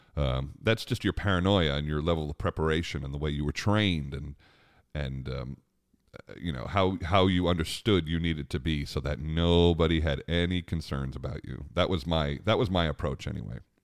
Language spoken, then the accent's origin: English; Long Island, New York, United States; Growing up on Long Island, we had a great, uh, outdoor amphitheater called Jones Beach Amphitheater